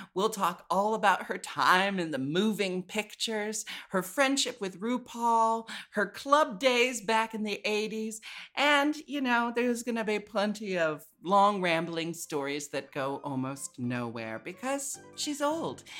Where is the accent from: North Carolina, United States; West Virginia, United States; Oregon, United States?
Oregon, United States; Portland; born or raised there; moved away as an adult; also born or lived in San Francisco